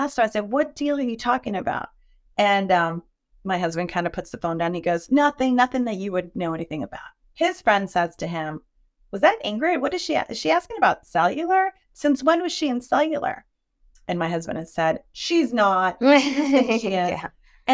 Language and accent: English; New York, United States; moved away; I'm from New York originally. So I was born in New York